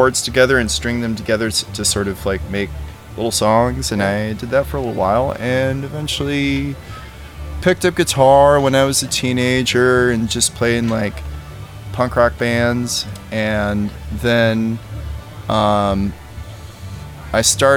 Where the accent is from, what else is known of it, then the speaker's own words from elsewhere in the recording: Northwest Indiana, United States; moved away as an adult; also born or lived in Richmond, Virginia / New Orleans; I grew up in Northwest Indiana, about an hour from Chicago.